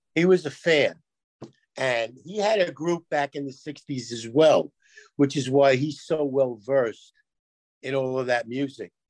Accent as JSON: {"language": "English", "town": "New York City", "region": "New York", "country": "United States", "tie": "born or raised there", "said": "we grew up in New York where you heard there were a million radio stations"}